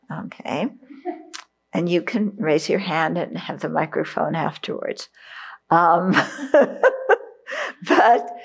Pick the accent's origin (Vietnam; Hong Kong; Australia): Vietnam; because I grew up in Vietnam during the Vietnam War. And the people I knew didn't join the military with that kind of mind, they were forced into it.